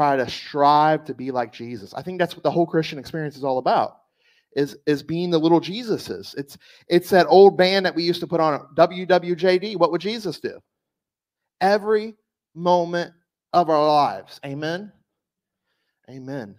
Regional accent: South Louisiana, United States; moved away; I'm from South Louisiana.

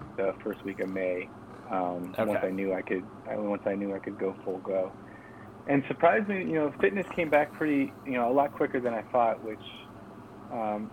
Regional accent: Chardon, Ohio, United States; we're both from Chardon.

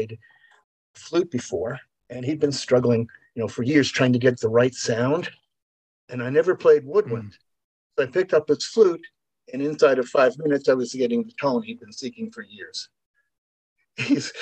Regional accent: Long Island, New York, United States; moved away; I was brought up on Long Island and I grew up when I left.

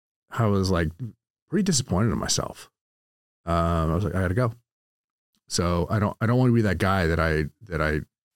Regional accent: Sacramento, California, United States; moved away as an adult; now in Southern California, United States; Grew up in Sacramento, California.

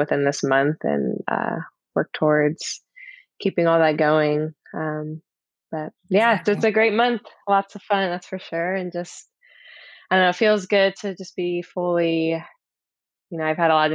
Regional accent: Tucson, Arizona, United States; moved away as an adult; also born or lived in Central California / Houston, Texas / Boston, Massachusetts; I'm originally from California, like Central California, and I mainly grew up in Arizona, Tucson, Arizona

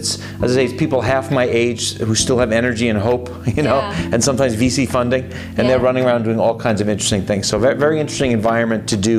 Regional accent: New York / Boston, East Coast, United States; accent: slight East Coast; moved away as an adult; now in San Francisco, United States; I'm a New Yorker, Bostonian originally, but who fell in love with San Francisco 23 years ago.

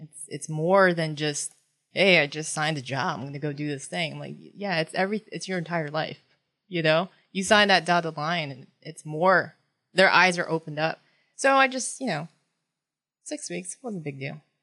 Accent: West Gardiner, Maine, United States; first language Tagalog; English is a second language; moved away as an adult; also born or lived in Philippines / Japan; now in Tampa, United States; I grew up in Gardner, West Gardner, Maine. Um, and I started kindergarten there.

